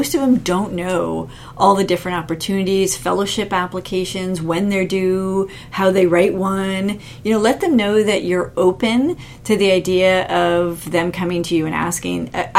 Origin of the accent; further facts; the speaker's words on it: Canada; I always just say maybe it's because I'm Canadian. I'm too polite Canadian